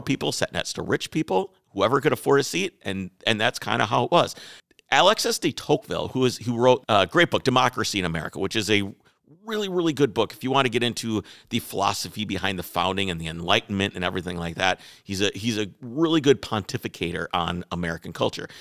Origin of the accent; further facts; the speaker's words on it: Wales, United Kingdom; I'm Welsh